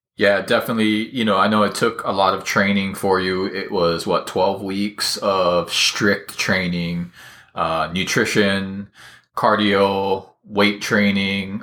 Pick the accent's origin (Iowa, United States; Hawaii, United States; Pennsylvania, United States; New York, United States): Hawaii, United States; I was kind of always the smallest kid around, uh, growing up in Hawaii.